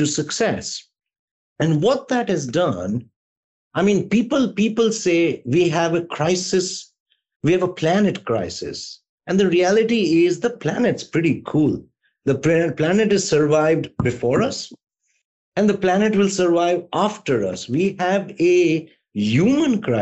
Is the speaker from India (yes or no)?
yes; India; I'm an Indian